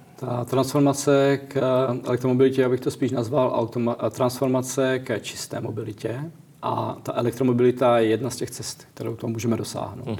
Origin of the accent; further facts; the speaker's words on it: Czechia; já jsem Čech, jsem z České republiky